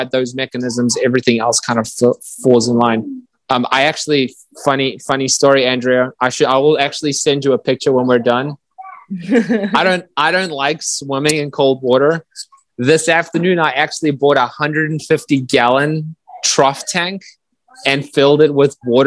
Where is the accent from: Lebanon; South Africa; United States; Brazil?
South Africa; moved away as an adult; I grew up in South Africa until I was 18.